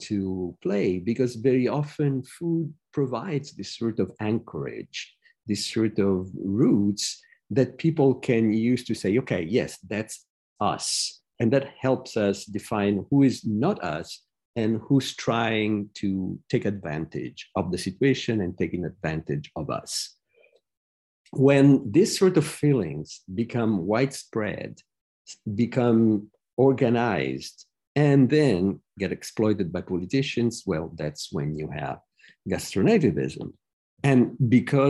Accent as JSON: {"language": "English", "town": "Rome", "region": "Lazio", "country": "Italy", "tie": "born or raised there", "moved": "yes", "lives_now": "United States", "said": "I was born in Rome, studied all over the world. Now I'm a professor in the US"}